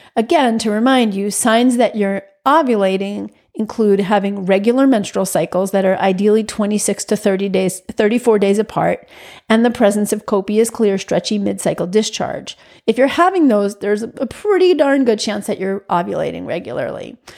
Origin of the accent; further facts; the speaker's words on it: New York, United States; moved away as an adult; also born or lived in Massachusetts; I'm a New Yorker through and through. I grew up in a housing project with street games.